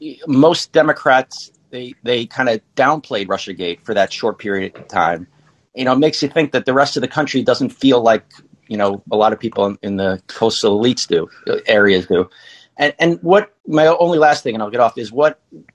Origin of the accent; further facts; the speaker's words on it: New York, United States; I grew up in New York.